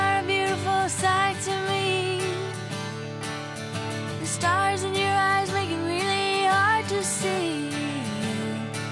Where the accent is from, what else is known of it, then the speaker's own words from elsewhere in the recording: New Braunfels, Texas, United States; I grew up in a small town in Texas called New Braunfels